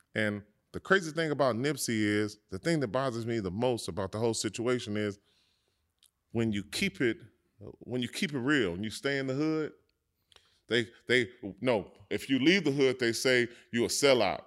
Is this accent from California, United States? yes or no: yes; Los Angeles, California, United States; growing up in South Central Los Angeles, it's a, um, it's a brotherhood